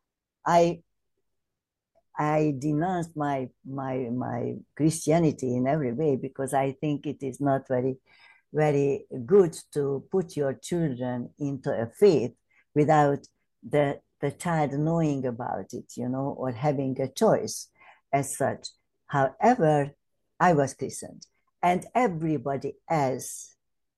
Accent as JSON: {"language": "English", "region": "Southern Hungary", "country": "Hungary", "tie": "born or raised there", "moved": "as an adult", "lives_now": "London, United Kingdom", "said": "I hail from the south of Hungary, from a very humble family, actually. I'm a British Hungarian."}